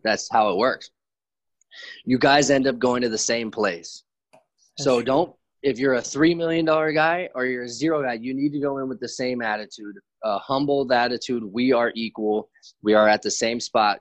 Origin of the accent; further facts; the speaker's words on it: Santa Monica, California, United States; I grew up in Santa Monica, California, so I'm very blessed to be around there